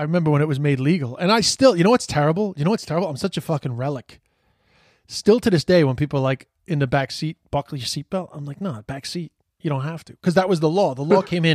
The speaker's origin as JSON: {"language": "English", "town": "New York City", "region": "New York", "country": "United States", "tie": "born or raised there", "said": "we'd be, like, hanging out on the streets of Queens"}